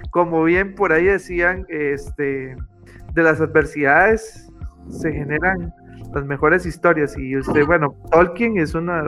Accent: Costa Rica; de sentir que en mi pueblo, Costa Rica, realmente valoren un poco más la literatura.

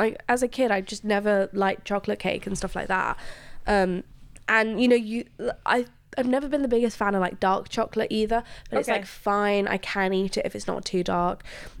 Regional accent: Luxembourg; English is a second language; I am also an immigrant. And I find it, this might sound crazy, but growing up in Luxembourg, I got used to hearing

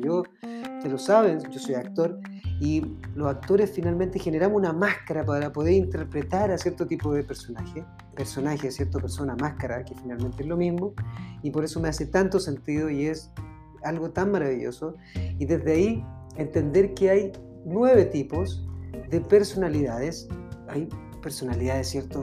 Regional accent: Chile; yo soy de Chile

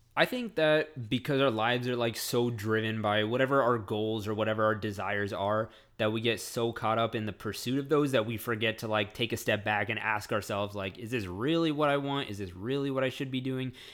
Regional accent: Frisco, Texas, United States; I'm a hick from Frisco

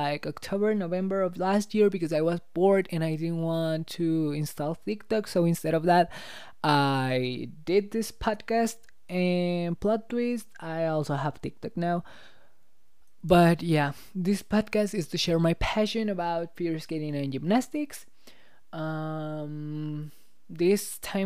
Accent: Mexico; English is a second language; I'm from Mexico. I'm from Mexico.

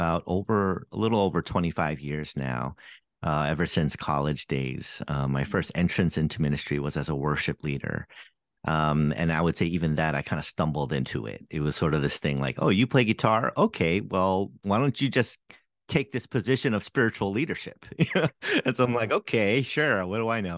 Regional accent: New York City, New York, United States; also born or lived in Seoul, South Korea / Boston area; now in Boston, United States; I grew up in the New York City area and actually spent a little bit of time in Seoul, Korea as well, and came back here for college

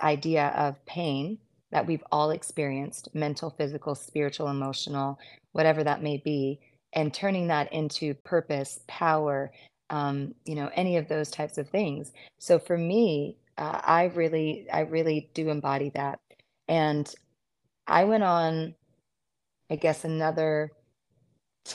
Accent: United States; also born or lived in Mississippi / Arkansas; I was in Deep South Mississippi, and I grew up there in Arkansas.

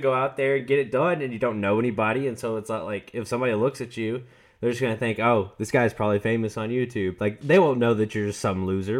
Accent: the South, United States; We're from the South. There are definitely people that use willy nilly and nitty and gritty.

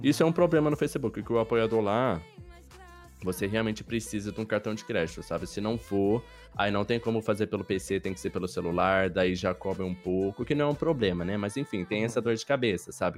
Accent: interior of São Paulo, Brazil; moved away; Eu sou do interior de São Paulo

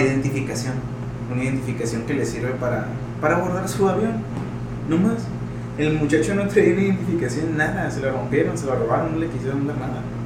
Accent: Mexico; yo soy de la Guerrero

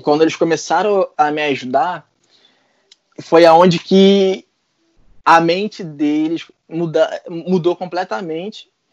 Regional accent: Brazil; now in Ireland; eu sou brasileiro

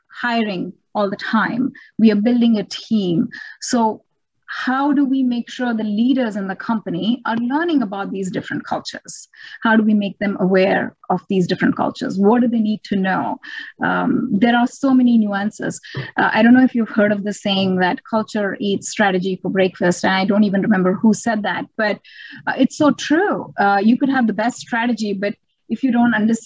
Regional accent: India; moved away as an adult; I come from India.

